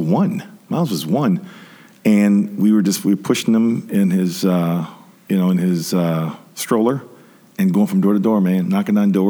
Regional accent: Detroit, Michigan, United States; moved away as an adult; now in Grand Rapids, United States; growing up in Detroit

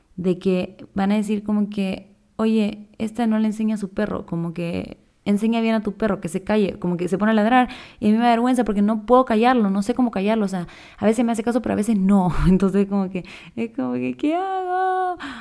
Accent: Chile; also born or lived in Quito, Ecuador / Guayaquil, Ecuador; now in Ecuador; yo soy chilena, pero vivo en Ecuador hace ya como 15 años

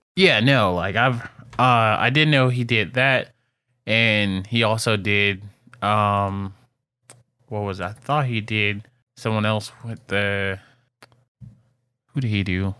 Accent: Detroit, Michigan, United States; as a kid growing up in Detroit

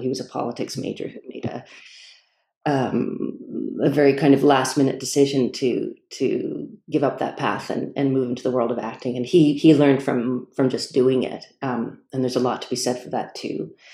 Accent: Toronto, Ontario, Canada; moved away as an adult; also born or lived in Montreal; now in Stratford, Canada; I'm from Toronto originally

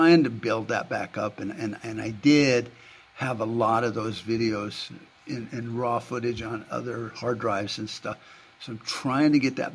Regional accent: United States; I'm an American

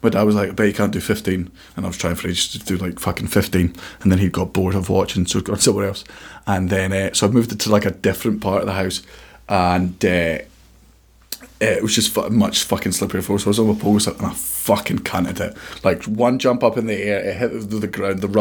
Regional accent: Scotland, United Kingdom; I'm Scottish

